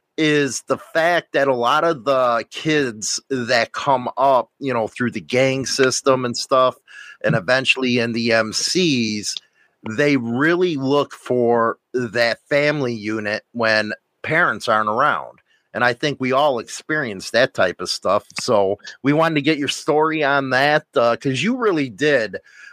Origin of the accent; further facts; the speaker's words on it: Chicago, Illinois, United States; See, I'm from Chicago.